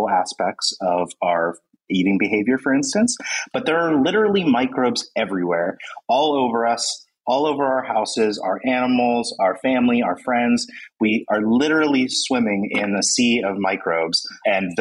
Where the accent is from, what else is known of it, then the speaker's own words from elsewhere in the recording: United States; I'm from the United States